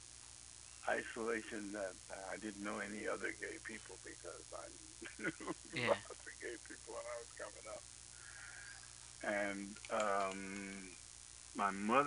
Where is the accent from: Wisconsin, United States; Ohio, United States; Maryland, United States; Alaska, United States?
Maryland, United States; Baltimore; also born or lived in Buffalo, New York; I grew up in Baltimore, really